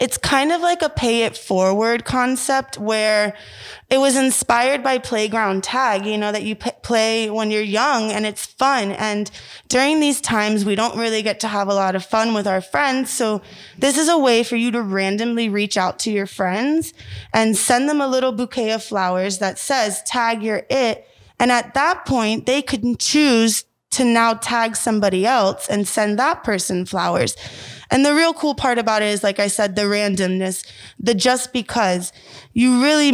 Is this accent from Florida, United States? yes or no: yes; Florida, United States; I grew up here in Florida